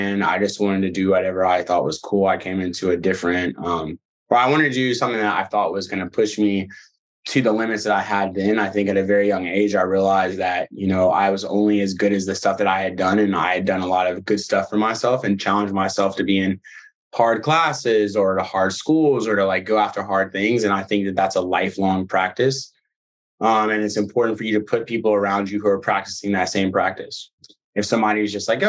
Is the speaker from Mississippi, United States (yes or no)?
no; Birmingham, Alabama, United States; also born or lived in Nashville; now in New York City, United States; I'm originally from Birmingham, Alabama